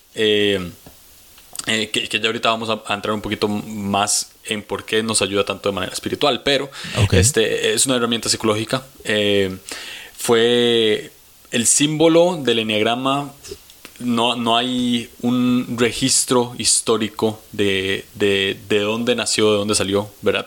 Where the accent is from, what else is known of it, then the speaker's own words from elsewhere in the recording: San José, Costa Rica; ahorita estoy en San José, Costa Rica. Aquí es donde he vivido toda mi vida. Soy tico.